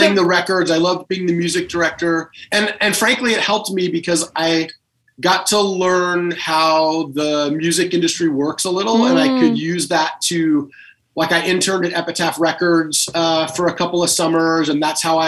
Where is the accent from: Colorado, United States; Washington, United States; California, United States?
California, United States; Los Angeles; I grew up in Los Angeles